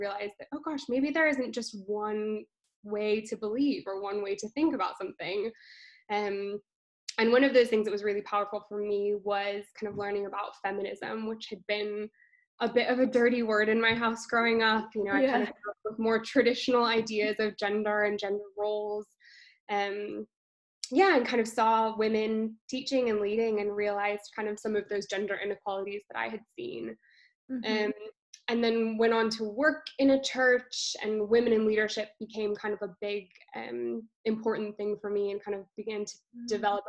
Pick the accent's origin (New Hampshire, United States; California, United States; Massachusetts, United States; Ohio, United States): California, United States; moved away as an adult; now in London, United Kingdom; I'm originally from California, but I've been living in London for the last 5 years.